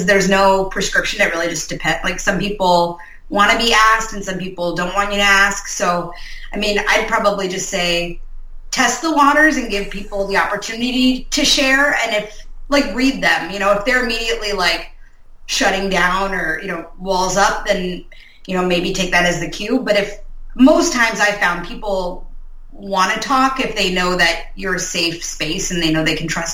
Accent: Northern Virginia, United States; moved away as an adult; now in Minnesota, United States; We're actually both from Northern Virginia, so we're both originally from the East Coast, and then we've been out here for probably like 8 years

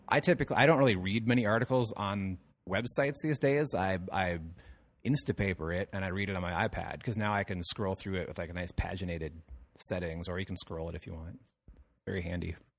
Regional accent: Madison, Minnesota, United States; my hometown, where Madison, Minnesota, where I grew up

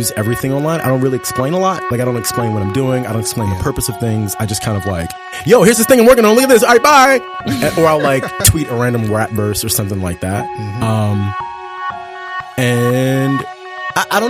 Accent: Baltimore, Maryland, United States; I'm from Baltimore

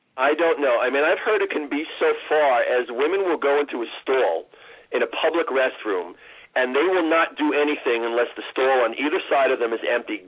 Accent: New York City, New York, United States; I grew up in New York City

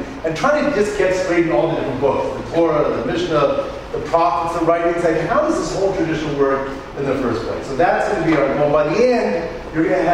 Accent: Canada; I'm Canadian

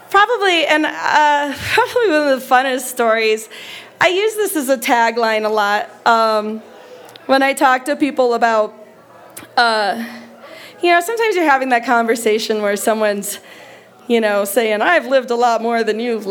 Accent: United States; we are from America

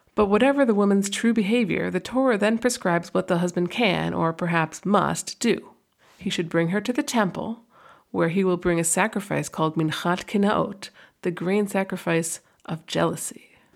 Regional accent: near Boston, Massachusetts, United States; now in New York, United States; When I was around middle school age, growing up near Boston

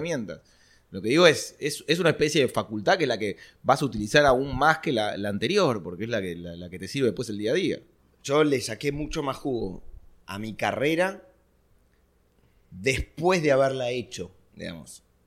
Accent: Argentina; nosotros como argentinos estamos acostumbrados

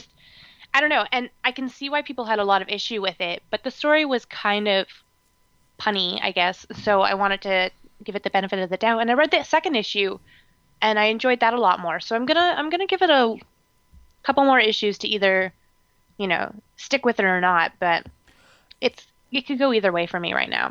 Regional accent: Canada; I'm just Canadian

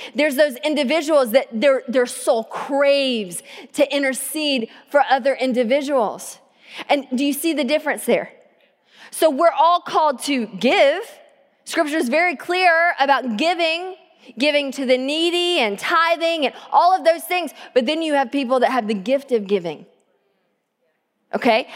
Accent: the South, United States; now in Tacoma, United States; growing up in the South and drinking out of the water hose

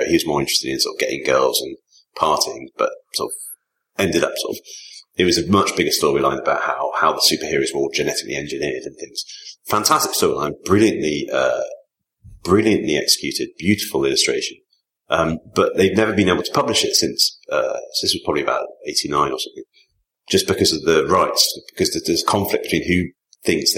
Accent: Leamington Spa, West Midlands, United Kingdom; I grew up in Leamington, same town as John Hicks

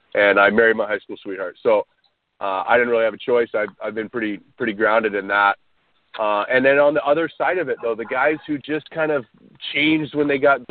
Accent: Orange County, California, United States; growing up in Orange County

